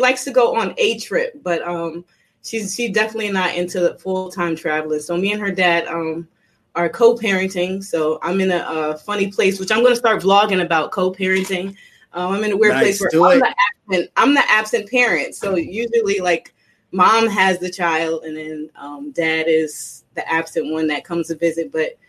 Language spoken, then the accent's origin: English; New Jersey, United States; I'm just a tough girl. I'm from Jersey